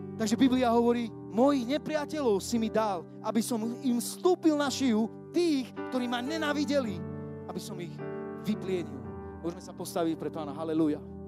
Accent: Košice, Košice Region, Slovakia; lebo ja nesom Bystričan, som Košičan

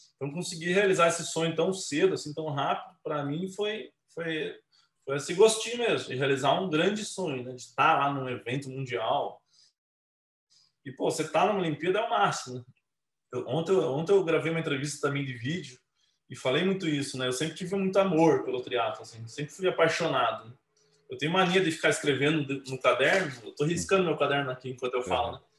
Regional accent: Curitiba, Paraná, Brazil; moved away as an adult; now in Campinas, Brazil; Comecei lá em Curitiba, minha cidade natal. Hoje eu moro em Campinas, moro em Campinas desde 2009. Mas eu sou natural de Curitiba, minha carreira inteira foi lá.

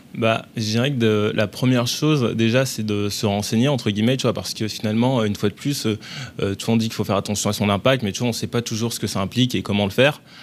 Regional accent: Bobigny, Île-de-France, France; also born or lived in Paris; j'ai grandi dans, à Bobigny, dans le 93, avant de venir sur Paris

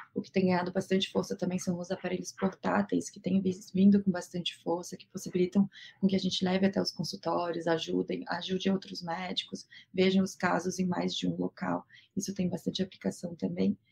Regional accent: Florianópolis, Santa Catarina, Brazil; moved away as an adult; now in São Paulo, Brazil; Eu não sou de São Paulo, estou aqui há oito anos, minha família é toda é de Florianópolis

